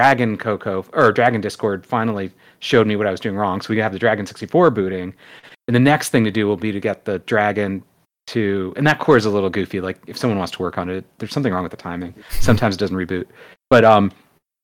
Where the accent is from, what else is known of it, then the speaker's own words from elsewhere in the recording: Connecticut, United States; growing up in Connecticut in the U.S.